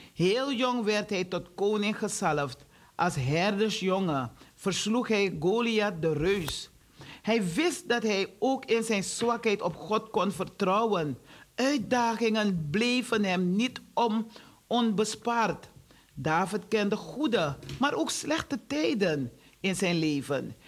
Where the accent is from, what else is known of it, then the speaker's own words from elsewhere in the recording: Suriname; now in Netherlands; ik woon wel in, Surina in eh, Nederland. Ik, ik blijf in Nederland, zeg ik. Ik woon in Suriname, want daar is mijn huis. Daar is mijn geboorteland.